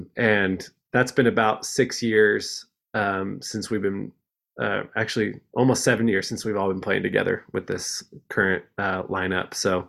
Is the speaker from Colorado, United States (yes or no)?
yes; Denver, Colorado, United States; moved away as an adult; also born or lived in Provo, Utah; now in Utah, United States; I'm from Denver originally, so I moved out to Provo for school